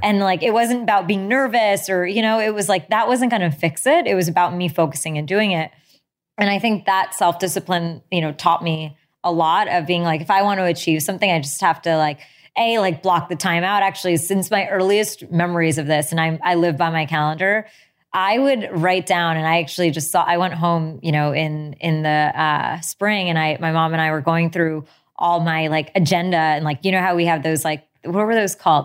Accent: United States; born or raised there

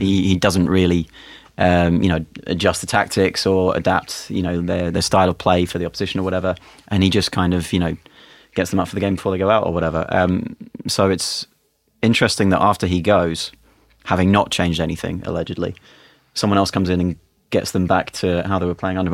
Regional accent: England, United Kingdom; as an Englishman

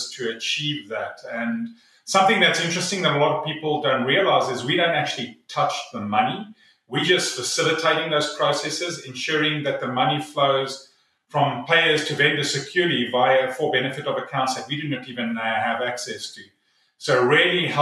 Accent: South Africa; now in North Carolina, United States; originally from South Africa

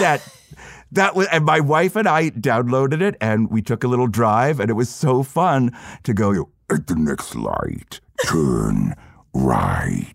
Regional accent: Florida, United States; growing up in Florida

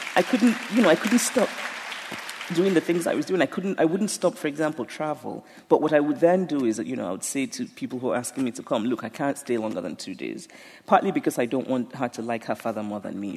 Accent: Nigeria; being Nigerian

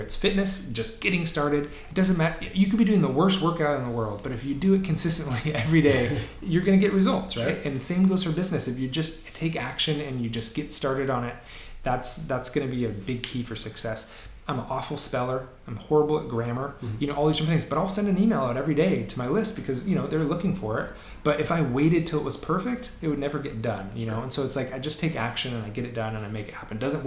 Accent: Seattle, Washington, United States; I grew up in Green Lake.

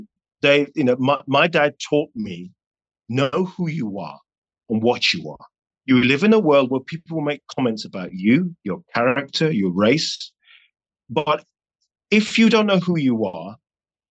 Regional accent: London, United Kingdom; I was raised in North London in the 80s.

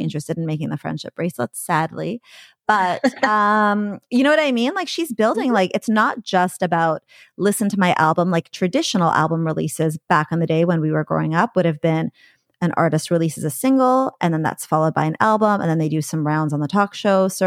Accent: Coquitlam, British Columbia, Canada; moved away as an adult; now in Vancouver, Canada; I'm a Vancouver transplant because I moved here from the suburbs, Coquitlam.

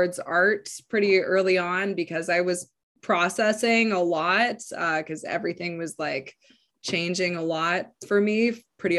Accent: Yukon, Canada; I was born in the Yukon

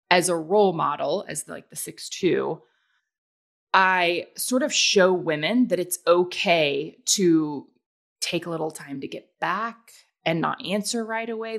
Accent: the South, United States; I'm from the South

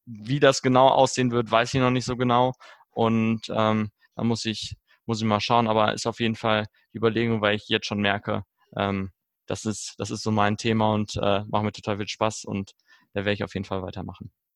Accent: Germany; bei uns in Deutschland

